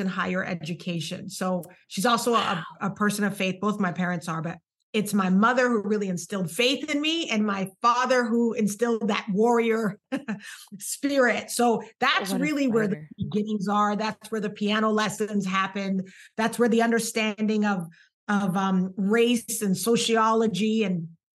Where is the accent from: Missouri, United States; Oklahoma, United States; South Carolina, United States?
South Carolina, United States; Charleston; roots wise, I'm from Charleston, South Carolina.